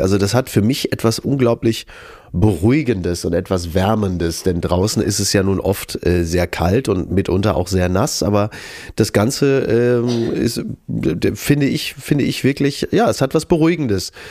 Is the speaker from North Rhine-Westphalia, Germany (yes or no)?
yes; Recklinghausen, North Rhine-Westphalia, Germany; moved away; Recklinghausen übrigens auch, ist ja meine Geburtsstadt